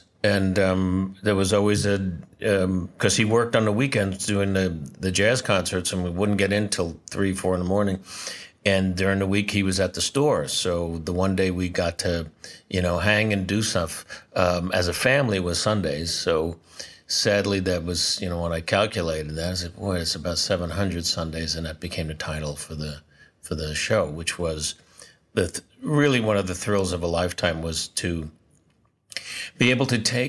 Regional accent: New York City, New York, United States; I was born in New York City, Doctor's Hospital, March 14th, 1948.

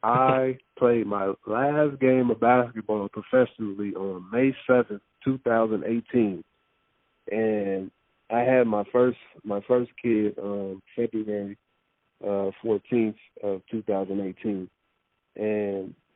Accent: Los Angeles, California, United States; Growing up in Los Angeles, seeing Magic Johnson play for the first time, watching the Lakers in the 80s

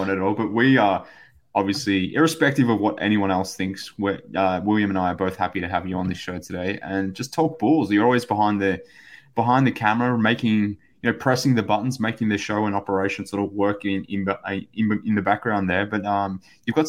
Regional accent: Australia; from Australia

